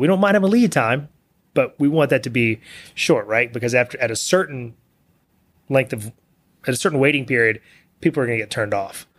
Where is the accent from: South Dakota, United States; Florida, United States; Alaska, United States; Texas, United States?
Texas, United States; Bellville; also born or lived in Austin, Texas; I grew up in Belleville, which is a small town west of here.